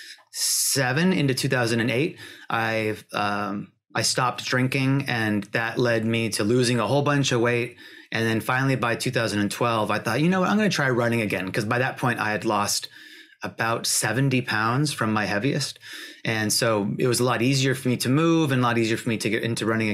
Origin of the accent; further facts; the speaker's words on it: Washington, United States; I grew up in Washington State.